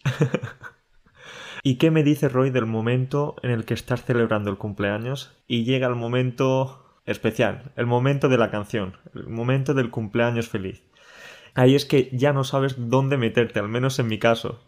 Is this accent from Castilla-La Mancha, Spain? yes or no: no; Andalusia, Spain; moved away; He estado este fin de semana en, Andalucía, en mi tierra